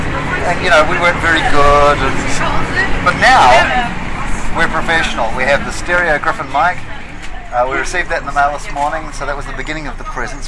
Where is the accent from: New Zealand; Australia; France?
New Zealand; now in London, United Kingdom; I'm from New Zealand